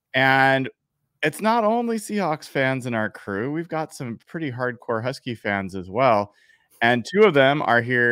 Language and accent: English; Portland, Oregon, United States; I grew up in Portland